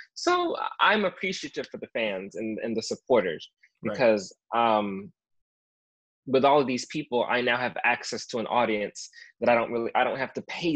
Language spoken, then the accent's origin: English; United States; now in California, United States; I was born in the United States